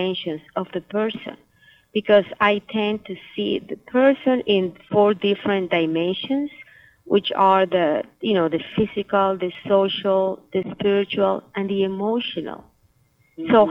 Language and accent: English; Nicaragua; now in Miami, United States; I am from Nicaragua